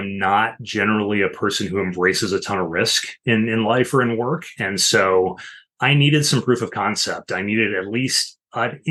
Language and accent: English; Illinois, United States; moved away as an adult; now in Washington, D.C. area, United States; I worked as a local news reporter in my home state of Illinois for a few years before ultimately moving out to the DC area where I now live